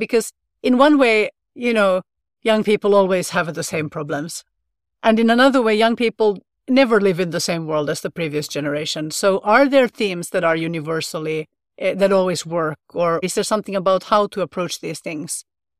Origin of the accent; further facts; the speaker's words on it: Finland; first language sv; English is a second language; I was thinking about what was available when I was growing up in Finland, and this would be in the 1980s. And I was also in the Swedish-speaking minority as well. I went to school in Swedish